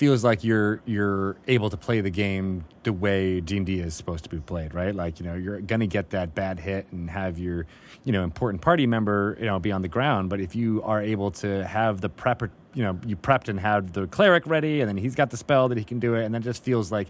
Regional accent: Canada; But as a Canadian, you'd be like, oh, no, I would never say.

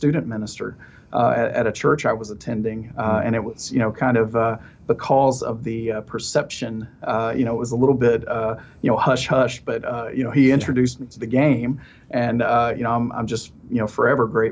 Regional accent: the South, Alabama, United States; I live in Alabama. Mm-hmm. And, you know, growing up in the South, kind of in the middle of the Bible Belt

